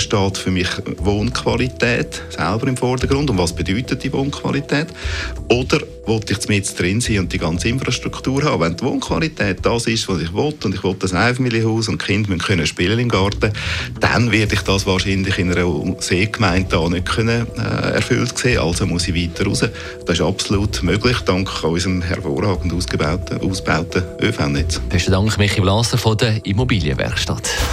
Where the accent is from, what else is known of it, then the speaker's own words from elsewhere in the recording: Zurich, Switzerland; für uns als Zürcher